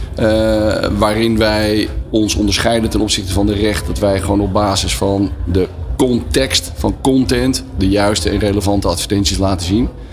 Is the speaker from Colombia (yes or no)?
no; Netherlands